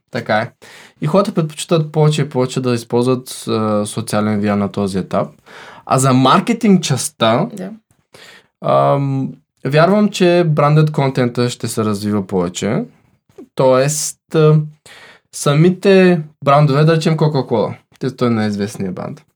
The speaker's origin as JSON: {"language": "Bulgarian", "country": "Bulgaria", "said": "сме българи"}